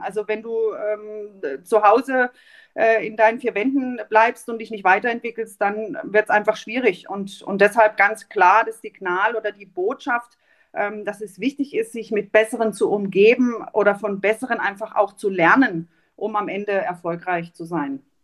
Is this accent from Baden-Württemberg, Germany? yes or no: yes; Mahlberg, Baden-Württemberg, Germany; also born or lived in Offenburg; ich bin in Malberg groß geworden